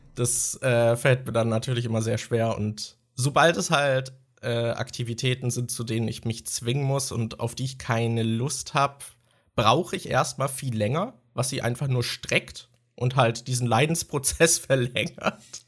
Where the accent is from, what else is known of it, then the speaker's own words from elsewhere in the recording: Germany; als Deutscher